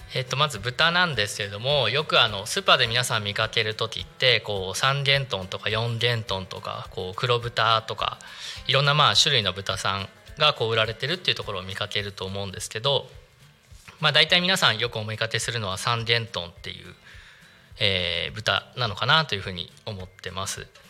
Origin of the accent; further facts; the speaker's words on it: Narita, Chiba, Japan; 私実は出身は、えー、とお隣の成田市